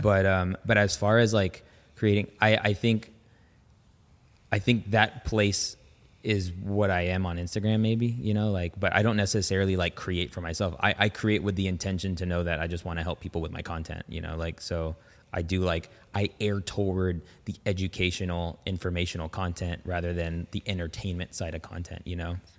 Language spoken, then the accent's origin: English; Las Vegas, Nevada, United States; also born or lived in San Francisco Bay Area, California; Vegas is, like, it's been home for a really long time